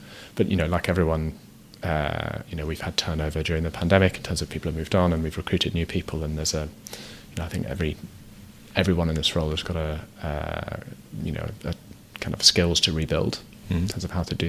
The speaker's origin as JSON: {"language": "English", "town": "Ottawa", "region": "Ontario", "country": "Canada", "tie": "born or raised there", "moved": "yes", "lives_now": "Vancouver, Canada", "said": "I grew up in Ottawa"}